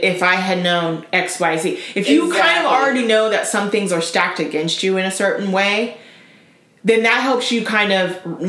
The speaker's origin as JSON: {"language": "English", "region": "Florida", "country": "United States", "tie": "born or raised there", "said": "I mean, I grew up in Florida"}